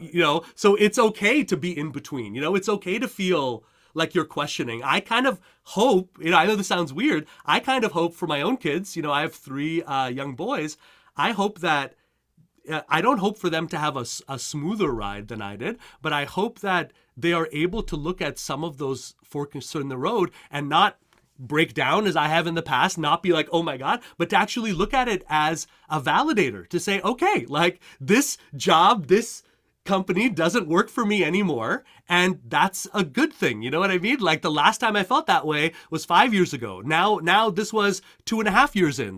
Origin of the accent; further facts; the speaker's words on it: Montreal, Quebec, Canada; moved away as an adult; now in United States; I, uh, I grew up in Montreal, Canada